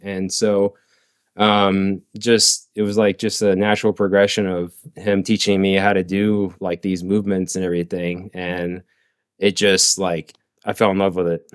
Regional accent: Bradenton, Florida, United States; also born or lived in Oklahoma; I am originally from Bradenton. Yeah, born and raised

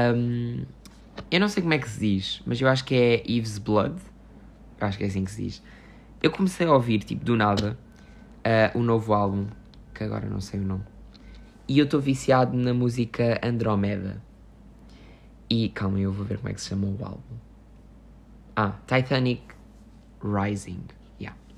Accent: Loulé, Faro, Portugal; o festival que houve aqui na minha terra, na minha terra, que é o Festival Med

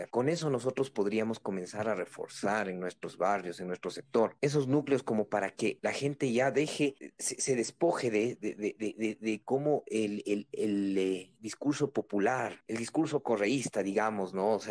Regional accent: Quito, Pichincha, Ecuador; pensando más en nosotros como ciudadanos, pensando más en nosotros como quiteños, como ecuatorianos, como una sola nación.

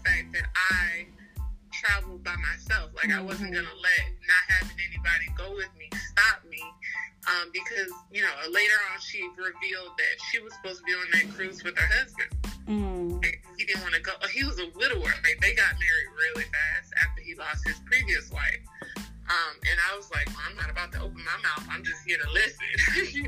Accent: the South, United States; we're from the South

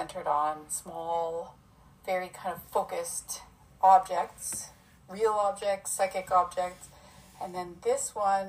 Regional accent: a small town in Ontario, Canada; now in Vancouver, Canada; I'm from a small town in Ontario

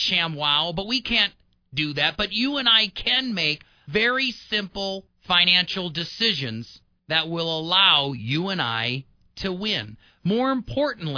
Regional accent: Midwest, United States; moved away; also born or lived in Denver; I'm from the Midwest

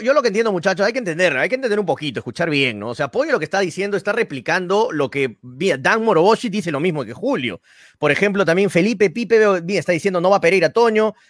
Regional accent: Peru

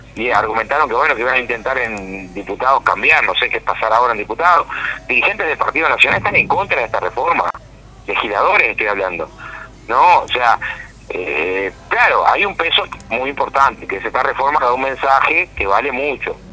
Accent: Villa Felicidad, Canelones, Uruguay; yo soy de Villa Felicidad

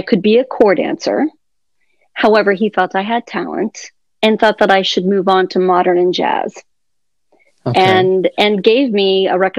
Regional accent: Columbus, Ohio, United States; also born or lived in Fort Lauderdale, Florida; now in Miami, United States; I grew up in Columbus, Ohio

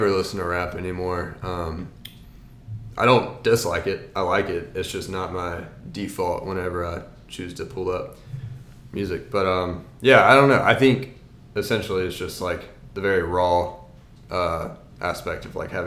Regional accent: North Carolina, United States; I'm from North Carolina, and I'll admit I have a lot of Carolina pride

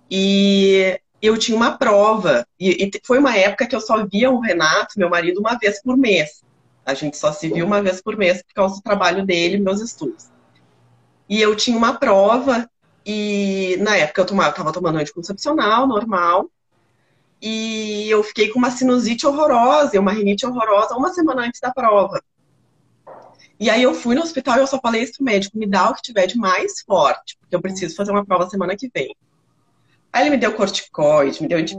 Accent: Rio Grande do Sul, Brazil; now in Belo Horizonte, Brazil; e sou gaúcha e moro em BH, né? Então, moro longe da minha família

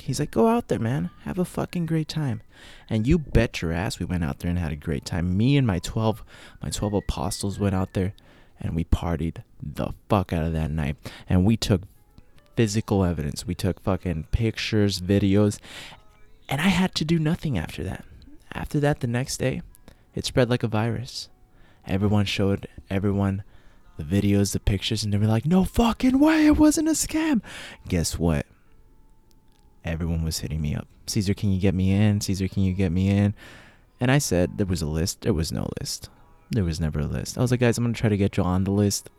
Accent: United States; I'm from the United States

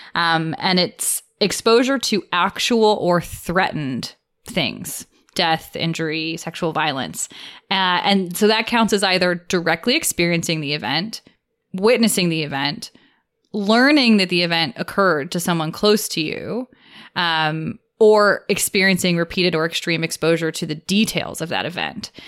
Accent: United States; the culture that, that I grew up in here in America.

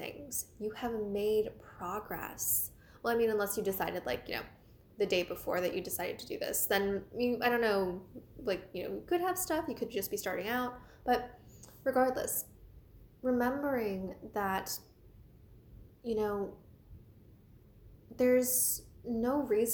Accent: Washington, District of Columbia, United States; I'm from the Washington, D.C. area

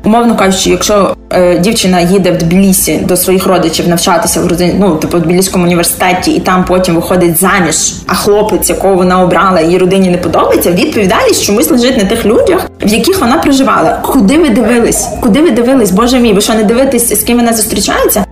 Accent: Tbilisi, Georgia; moved away as an adult; now in Kyiv, Ukraine; Я народжена в Грузії

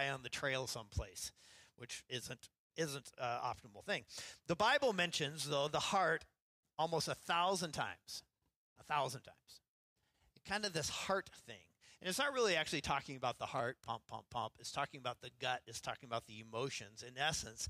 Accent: Idaho, United States; now in Seattle, United States; growing up in Idaho

